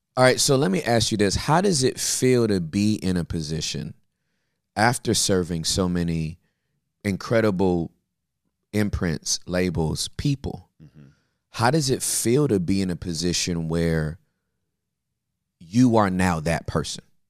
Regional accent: Inglewood, California, United States; moved away as an adult; also born or lived in West Covina / Valinda / Texas; I was born and raised in Inglewood

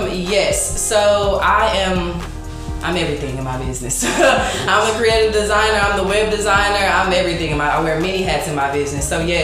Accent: Missouri City, Texas, United States; Mm-hmm. I am from Houston, Texas, Missouri City to be specific.

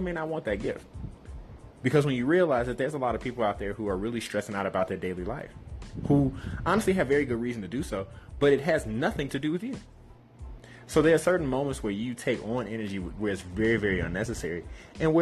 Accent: Chicago, Illinois, United States; growing up in Chicago

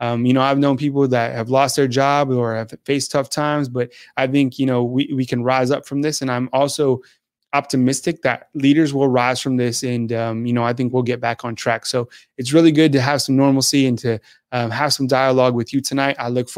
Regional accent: Santa Fe, New Mexico, United States; moved away as an adult; also born or lived in Redondo Beach, California / Washington, D.C.; now in Southeastern United States; I grew up in New Mexico. I grew up in Santa Fe.

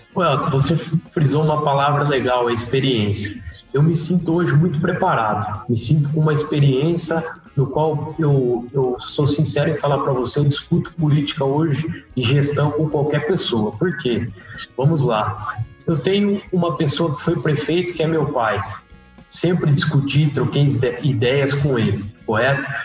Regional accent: Macatuba, São Paulo, Brazil; also born or lived in Lençóis Paulista; eu nasci, nasci na, em Lençóis Paulista, mas logo já, já fui para a usina São José, correto? Porque lá na usina São José eu morei é, mais ou menos 13, 14 anos da minha vida.

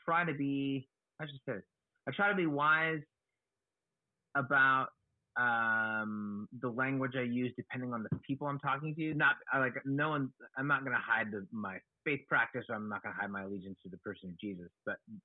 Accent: Oakland, California, United States; I was born in Oakland, California, and I've been here in the San Francisco Bay Area, Oakland side of the San Francisco

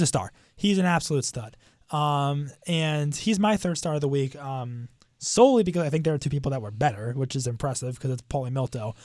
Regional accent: Bethesda, Maryland, United States; my hometown of, uh, Bethesda, Maryland

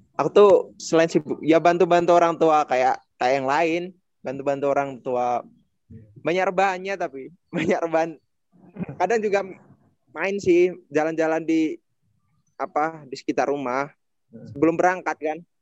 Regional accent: rural Java, Indonesia; moved away; aku Jawa pelosok

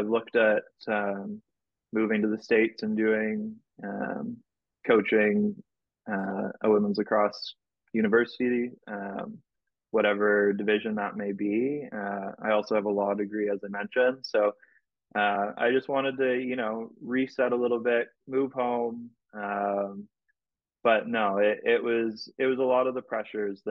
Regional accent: Canada; I'm a Canadian national

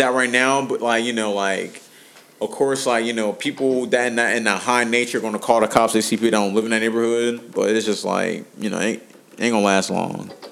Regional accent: Cincinnati, Ohio, United States; I'm from Cincinnati. we from Cincinnati

